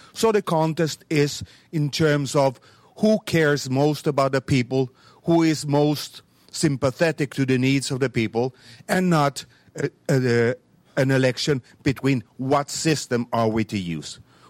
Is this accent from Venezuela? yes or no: yes; Venezuela; I'm Petropolitan from Venezuela.